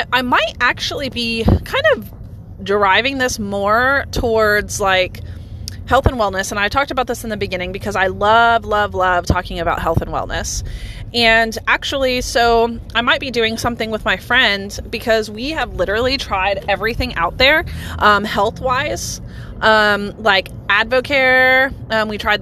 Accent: United States; as an American citizen

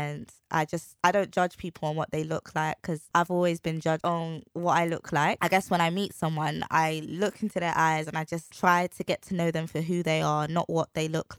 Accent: London, United Kingdom; I'm from the East End

